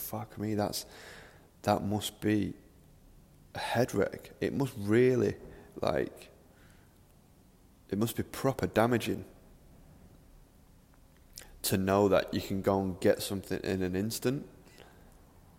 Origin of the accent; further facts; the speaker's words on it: Manchester, North West England, United Kingdom; I'm from Manchester, I live in Manchester.